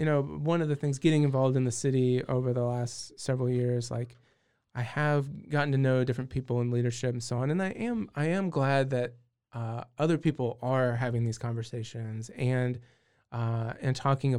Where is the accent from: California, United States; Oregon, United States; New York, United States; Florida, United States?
California, United States; I will tell you I'm originally from California.